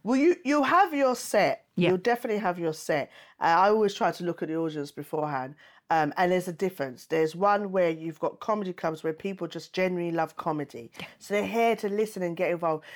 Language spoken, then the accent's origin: English; United Kingdom; I was born in the UK